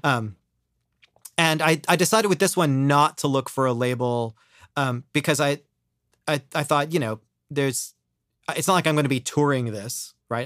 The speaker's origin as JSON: {"language": "English", "region": "Ohio", "country": "United States", "tie": "born or raised there", "moved": "as an adult", "lives_now": "New York, United States", "said": "I grew up in Ohio"}